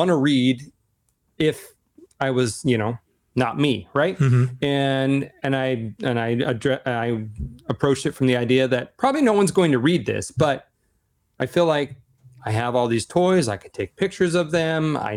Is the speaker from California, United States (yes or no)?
no; Seattle, Washington, United States; I'm from Seattle, Amazon